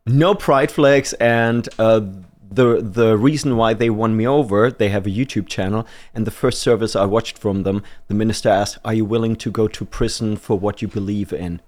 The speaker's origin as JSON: {"language": "English", "country": "Germany", "moved": "as an adult", "lives_now": "United Kingdom", "said": "I'm from Germany, so I'm an immigrant"}